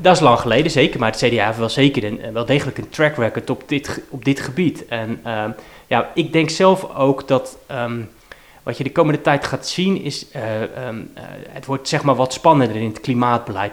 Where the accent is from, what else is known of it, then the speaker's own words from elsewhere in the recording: Rotterdam, South Holland, Netherlands; ik ben geboren in Vreewijk en heb in Lombardije gewoond. Eh, en nog op een andere plek. Ik heb in Feyenoord ook nog gewoond. Dus ik heb op een heel aantal plekken in, in Rotterdam-Zuid gewoond